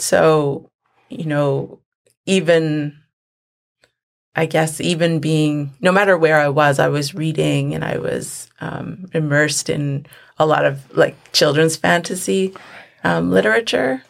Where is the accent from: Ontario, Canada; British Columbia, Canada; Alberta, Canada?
British Columbia, Canada; Vancouver; also born or lived in Lac La Hache; I grew up in the city, in Vancouver. Um, we moved to Vancouver when I was about four years old